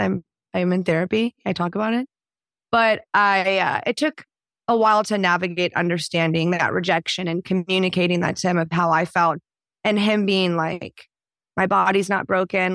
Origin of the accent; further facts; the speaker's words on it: Houston, Texas, United States; moved away as an adult; also born or lived in Dallas, Texas / Nashville, Tennessee; now in Portland, United States; I was born in Dallas. I grew up in Houston, Texas.